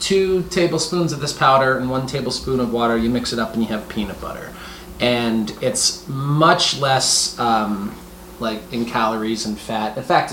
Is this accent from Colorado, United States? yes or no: no; Georgia, United States; also born or lived in Tennessee; In Tennessee, though, and I'm from Georgia.